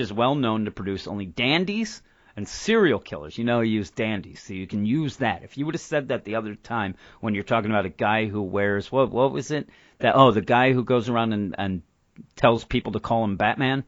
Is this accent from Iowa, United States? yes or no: no; Philadelphia, Pennsylvania, United States; we're from the Philadelphia area, and when I grew up, when we first got cable, one of the channels there was Channel 9